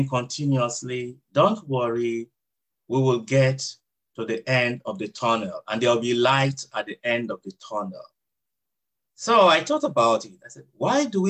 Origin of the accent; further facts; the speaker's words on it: Nigeria; first language Idoma; also born or lived in San Diego, United States; now in Chula Vista, United States; I'm from Nigeria.